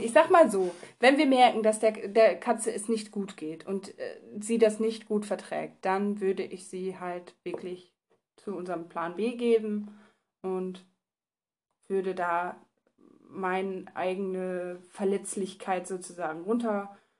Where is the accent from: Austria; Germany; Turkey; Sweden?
Germany; Bad Laer, Lower Saxony; also born or lived in near Osnabrück; ich komme halt aus dem Landkreis, aus einem Dörfchen, was Bad La heißt.